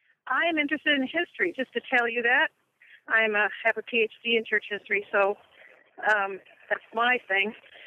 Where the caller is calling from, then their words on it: New York City, New York, United States; I'm calling from New York City right now. Actually, I live in New Jersey, across the river.